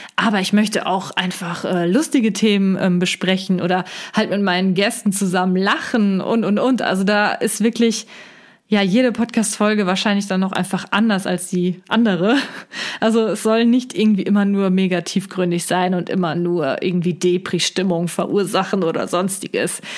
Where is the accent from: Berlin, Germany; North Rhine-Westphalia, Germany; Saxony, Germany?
North Rhine-Westphalia, Germany; near Cologne; komme ich aus der Nähe von Köln